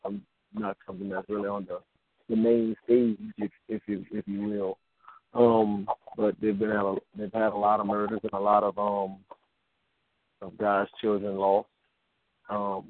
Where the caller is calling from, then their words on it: Lafayette, Louisiana, United States; Lafayette, Louisiana.